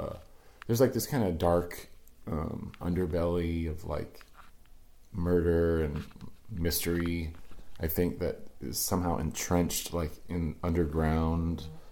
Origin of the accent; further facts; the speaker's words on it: East Coast, United States; Especially I came from the East Coast.